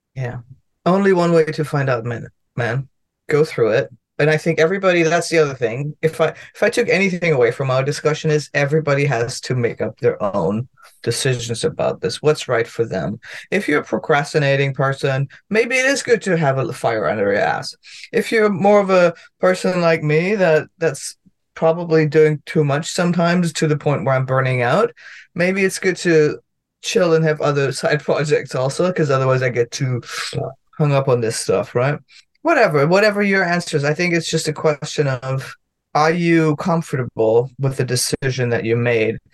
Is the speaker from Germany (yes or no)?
yes; Germany; English is a second language; now in United States; I'm from Germany